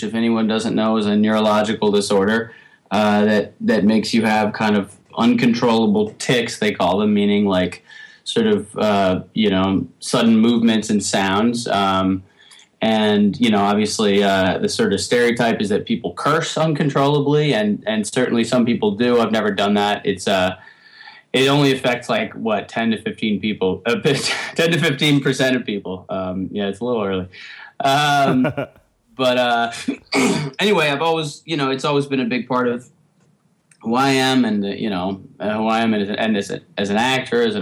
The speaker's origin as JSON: {"language": "English", "region": "New York", "country": "United States", "tie": "born or raised there", "said": "growing up in New York in the 80s and 90s"}